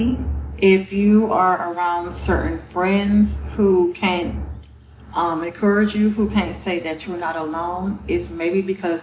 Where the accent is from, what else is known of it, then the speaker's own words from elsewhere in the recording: Gainesville, Florida, United States; moved away as an adult; now in Georgia, United States; I am from Gainesville, Florida. I've been here 4 years now